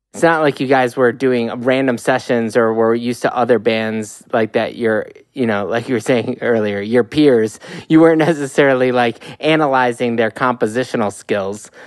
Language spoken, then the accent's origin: English; Midwest, United States; I'm from the Midwest, which is not Alberta